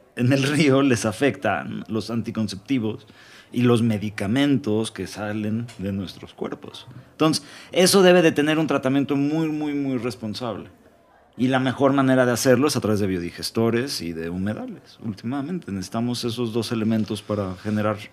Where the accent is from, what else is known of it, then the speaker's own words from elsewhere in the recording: Mexico; porque soy mexicano.